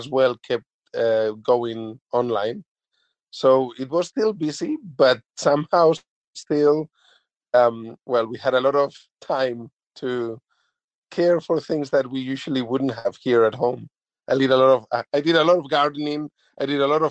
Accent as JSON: {"language": "English", "country": "Spain", "moved": "yes", "lives_now": "New Zealand", "said": "originally I'm from Spain"}